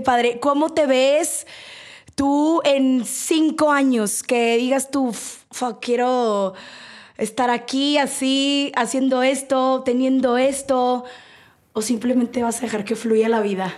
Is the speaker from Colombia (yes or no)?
no; Sonora, Mexico; yo soy de Sonora